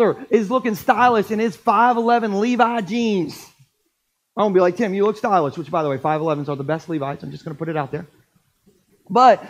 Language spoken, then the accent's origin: English; Gumboro, Delaware, United States; I grew up in Gumboro eating Scrapple.